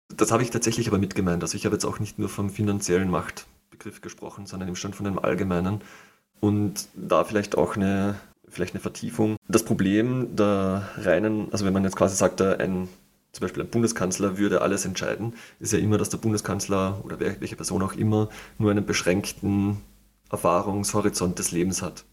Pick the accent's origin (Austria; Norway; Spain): Austria; ich als Österreicher